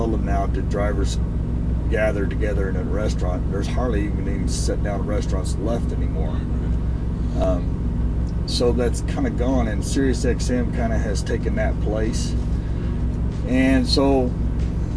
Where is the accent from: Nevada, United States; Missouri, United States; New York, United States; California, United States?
Missouri, United States; St. Joseph; my hometown, St. Joe, Missouri, where I grew up